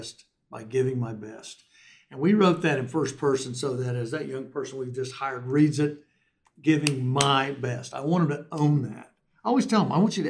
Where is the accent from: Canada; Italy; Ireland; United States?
United States; Oklahoma